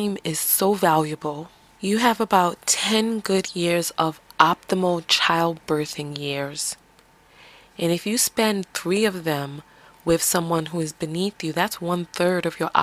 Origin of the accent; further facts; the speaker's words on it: New York City, New York, United States; accent: New York; I'm from the Bronx.